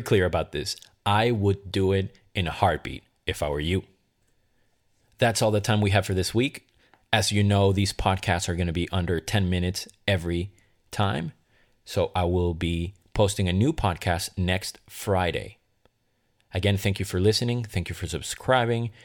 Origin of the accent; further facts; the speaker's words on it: Caracas, Capital District, Venezuela; also born or lived in Boston, Massachusetts; now in Los Angeles, United States; I decided to move from Caracas, Venezuela, my hometown, to Boston, Massachusetts, and then consequently from Boston to L A.